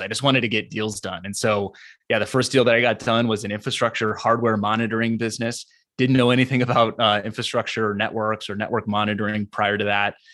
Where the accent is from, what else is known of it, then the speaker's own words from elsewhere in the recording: San Diego, California, United States; I grew up in Southern California, specifically the San Diego area